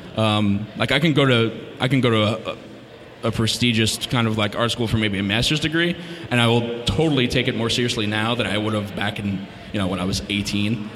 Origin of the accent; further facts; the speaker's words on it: New Jersey, United States; I am from North Jersey, um, born and raised, still there